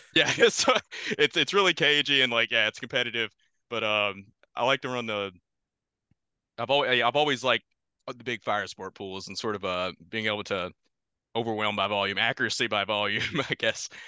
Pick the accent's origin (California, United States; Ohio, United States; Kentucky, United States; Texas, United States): Kentucky, United States; moved away as an adult; also born or lived in Louisville, Kentucky; now in New York, United States; I'm originally from Kentucky.